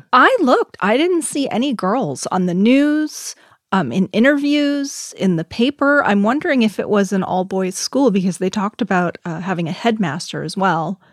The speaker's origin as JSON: {"language": "English", "country": "United States", "said": "We're all American"}